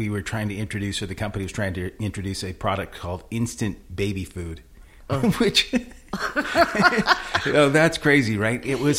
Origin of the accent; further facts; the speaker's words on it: Manson, Iowa, United States; I'm from Manson, big town of Manson, Iowa, you know, not too far away from here.